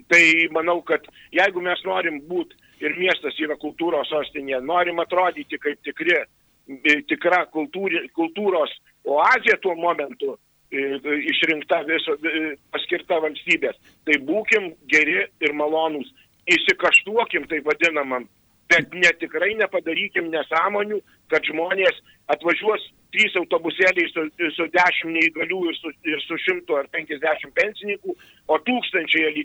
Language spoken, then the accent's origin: Lithuanian; Alytus, Alytus County, Lithuania; aš užaugau, gimiau Alytui ir, ir turbūt čia pasiliksiu visam laikui.